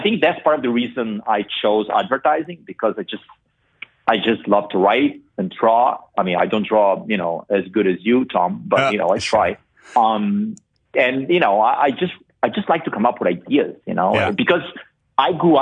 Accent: São Paulo, Brazil; English is a second language; moved away as an adult; also born or lived in Madrid / Miami / New York; now in United States; I was born and raised in Brazil

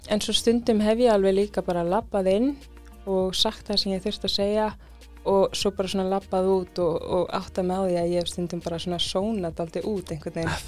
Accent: Iceland; also born or lived in London, United Kingdom; mamma kemur til Íslands, ég fæðist hér

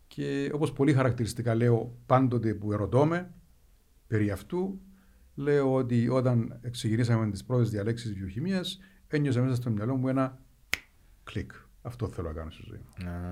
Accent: Strovolos, Nicosia District, Cyprus; moved away as an adult; also born or lived in Athens, Greece / United States; γεννήθηκα μεγάλωσα στο Στρόβολο

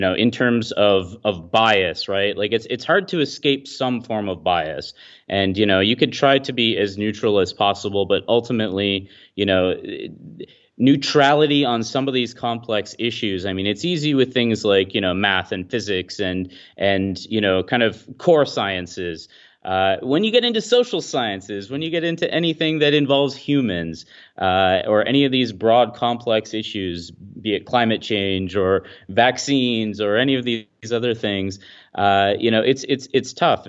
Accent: Midland, Ontario, Canada; my hometown of Midland, Ontario, which is, is where I'm, uh, located

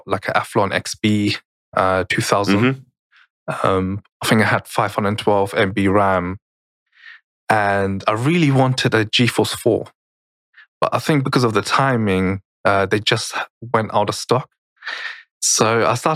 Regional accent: Germany; I grew up in Germany

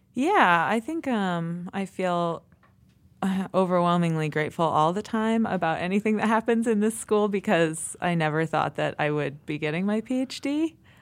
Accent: East Coast, United States; moved away as an adult; also born or lived in Oregon; now in Montana, United States; I'm from the East Coast, and so I did all my schooling on the East Coast.

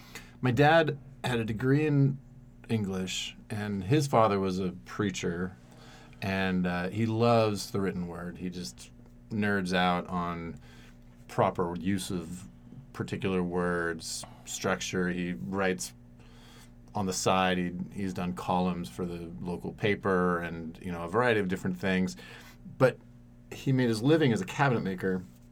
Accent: Oregon, United States; And growing up in Central Oregon as an emotional person is hard.

